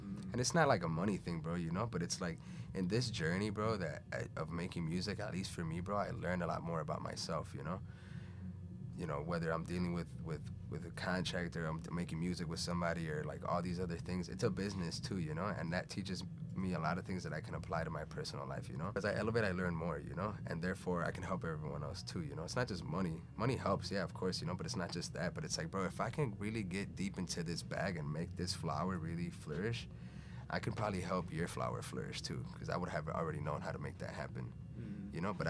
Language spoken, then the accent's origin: English; Venezuela; English is a second language; now in United States; Maybe because I came from Venezuela and it was like a big culture shock and I knew that there was something else.